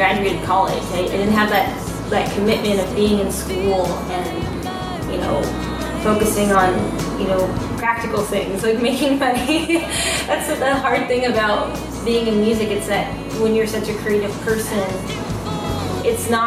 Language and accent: English; Los Angeles, California, United States; I am a singer-songwriter from Los Angeles, California